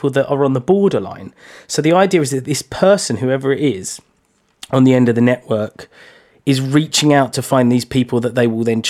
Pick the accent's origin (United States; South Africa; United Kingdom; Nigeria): United Kingdom; London; I'm from East London